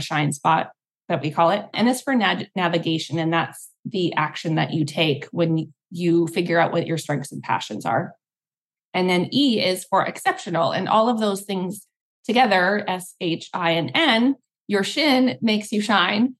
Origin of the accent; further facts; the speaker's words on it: Canada; also born or lived in Singapore; now in Hawaii, United States; I'm Canadian, but we're both international movers